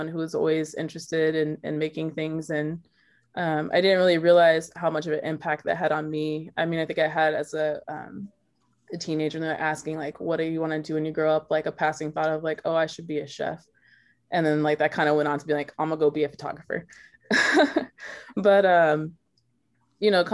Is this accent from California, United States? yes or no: no; Dallas, Texas, United States; I grew up in Dallas, Texas, with two parents that are white